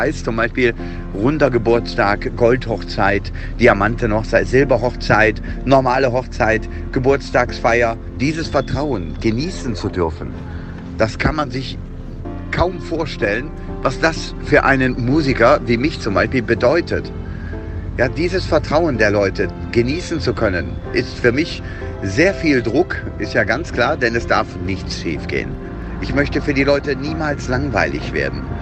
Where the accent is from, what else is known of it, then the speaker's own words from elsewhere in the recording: Würselen, North Rhine-Westphalia, Germany; Okay, also ich bin aufgewachsen im Kreis Aachen. Das ist in Würselen, genauso hieß meine Stadt, zusammen mit meiner Schwester, meinem Papa und meiner Mama